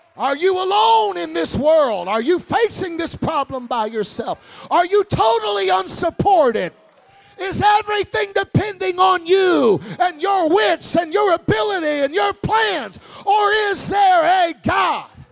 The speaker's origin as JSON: {"language": "English", "region": "Wisconsin", "country": "United States", "said": "I'm from Wisconsin. It gets cold in Wisconsin"}